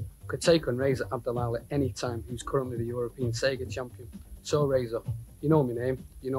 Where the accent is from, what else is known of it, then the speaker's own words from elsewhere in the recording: Manchester, North West England, United Kingdom; I was born in Manchester, in a spot called Crumpton